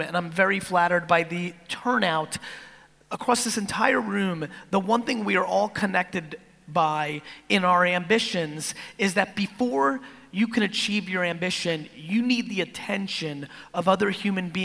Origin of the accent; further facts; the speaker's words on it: East Coast of America, United States; also born or lived in Soviet Union; as an immigrant from the Soviet Union growing up on the East Coast of America